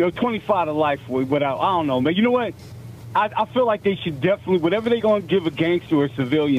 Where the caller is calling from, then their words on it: Pasadena, California, United States; Oh, man, it's … from Pasadena, man.